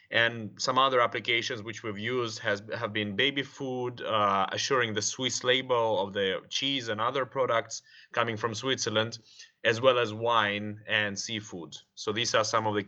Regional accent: Moscow, Russia; moved away; Originally from Moscow

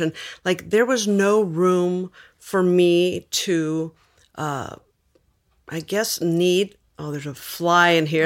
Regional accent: Los Angeles, California, United States; I was born in East L

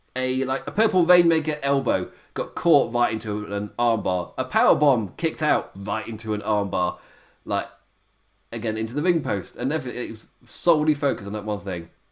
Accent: Nottingham, East Midlands, United Kingdom; I'm from Nottingham.

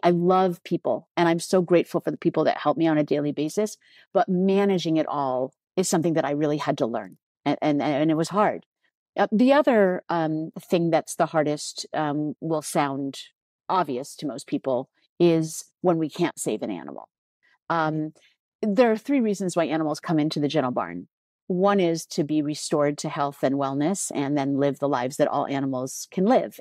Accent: United States; I'm American

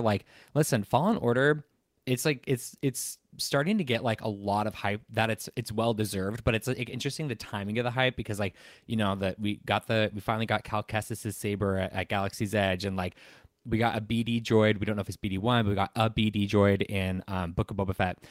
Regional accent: Southern California, United States; I'm from Southern California

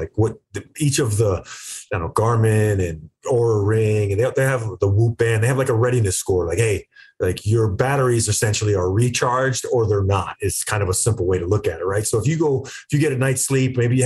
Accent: East Coast, United States; I'm a kid from the East Coast

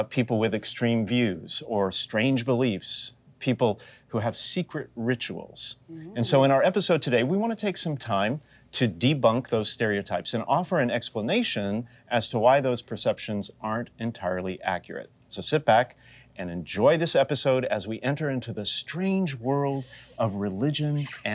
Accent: the South, United States; moved away; I grew up in the South

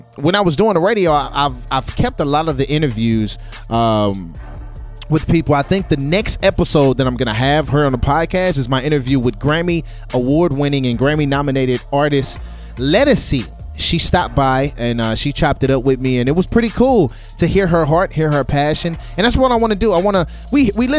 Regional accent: St. Louis, Missouri, United States; I'm from St. Louis, Missouri.

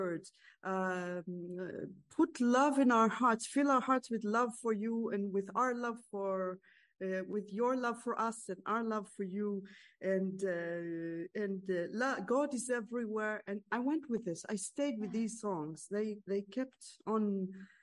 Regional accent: Israel; I grew up in a small town in Israel. I was born and raised in Israel. I live in Israel.

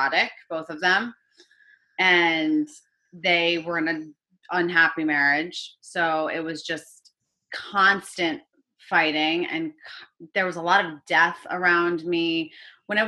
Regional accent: Connecticut, United States; I grew up in Connecticut.

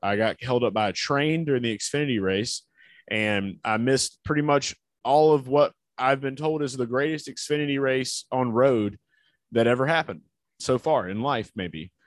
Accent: New Orleans, Louisiana, United States; I'm from New Orleans

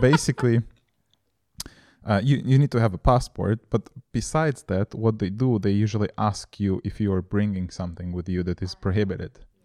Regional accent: Moldova; now in Prague, Czech Republic; I was born in Moldova

